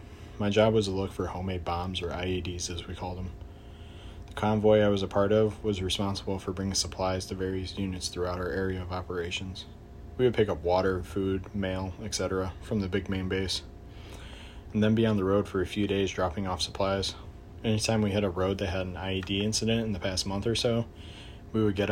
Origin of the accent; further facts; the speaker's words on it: Chicago, Illinois, United States; I'm from Chicago, Illinois